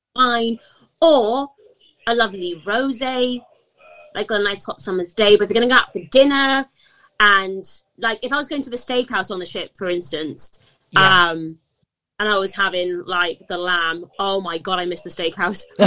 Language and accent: English; Gibraltar; moved away as an adult; also born or lived in Manchester, United Kingdom; I'm from uh, the Rock of Gibraltar, uh, born and raised